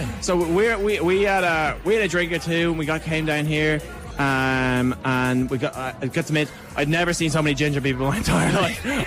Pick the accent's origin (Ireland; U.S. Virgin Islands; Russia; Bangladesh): Ireland; Dublin, Leinster; moved away as an adult; now in Queensland, Australia; I'm from Ranelagh myself